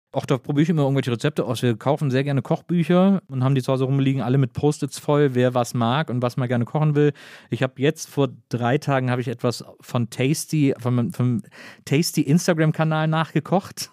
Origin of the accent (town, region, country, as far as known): Wesseling, North Rhine-Westphalia, Germany